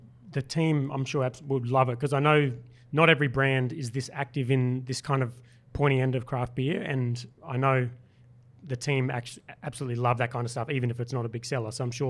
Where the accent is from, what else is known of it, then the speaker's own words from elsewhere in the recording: Brisbane, Queensland, Australia; I grew up in Brisbane.